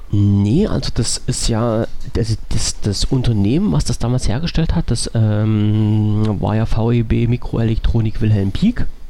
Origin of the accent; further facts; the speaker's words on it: East Germany, Germany; bin ich Ossi